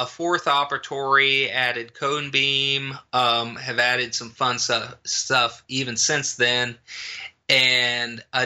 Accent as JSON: {"language": "English", "region": "rural Kansas", "country": "United States", "tie": "born or raised there", "moved": "yes", "said": "back in my hometown, back in rural Kansas, but the town that I grew up in and liked"}